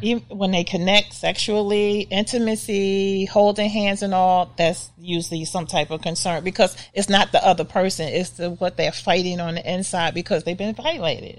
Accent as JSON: {"language": "English", "country": "United States", "said": "we as African American people"}